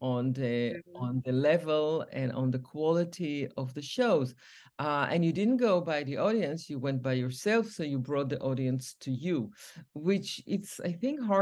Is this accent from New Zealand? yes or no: no; Israel; moved away as an adult; also born or lived in New York; now in United States; when we grew up in Israel, everybody brought their own culture from their own motherland